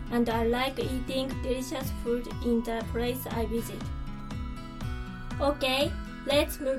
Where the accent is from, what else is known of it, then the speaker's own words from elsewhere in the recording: Fukushima, Japan; moved away as an adult; now in Miyagi, Japan; I'm from Fukushima. I have lived alone in Miyagi since I entered Tohoku Gakuin University.